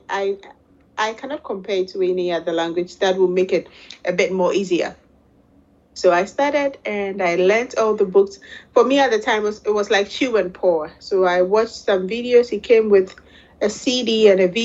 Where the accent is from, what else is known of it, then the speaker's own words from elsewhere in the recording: Ghana; moved away as an adult; now in Netherlands; I'm originally from Ghana, West Africa. And I live now in the Netherlands, Holland